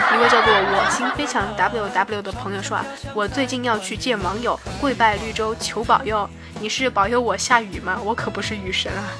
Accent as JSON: {"language": "Chinese", "town": "Chengdu", "region": "Sichuan", "country": "China", "said": "我的成都老乡"}